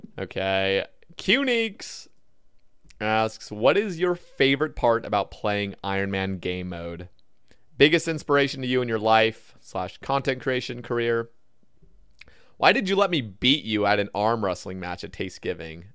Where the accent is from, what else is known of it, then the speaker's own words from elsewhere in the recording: Oregon, United States; I grew up in Oregon